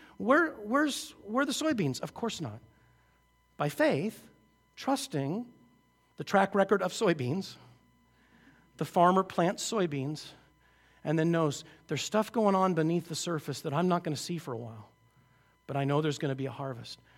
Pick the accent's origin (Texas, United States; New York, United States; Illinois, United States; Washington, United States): Washington, United States; just outside Seattle; I grew up just outside Seattle